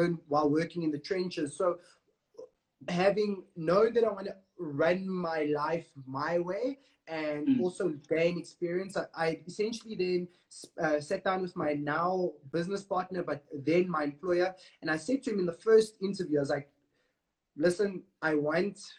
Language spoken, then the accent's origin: English; Johannesburg, Gauteng, South Africa; I'm born and bred in Joburg. I grew up in an area called Bez Valley.